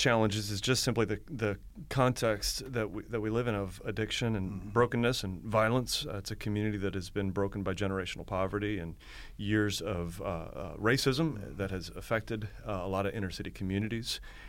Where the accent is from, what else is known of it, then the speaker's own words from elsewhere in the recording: Akron, Ohio, United States; also born or lived in Florida; now in Baltimore, United States; So I'm from Akron, Ohio, okay. Originally. I came to Maryland through Florida after some college and took a youth pastor job for 5 years outside of Baltimore.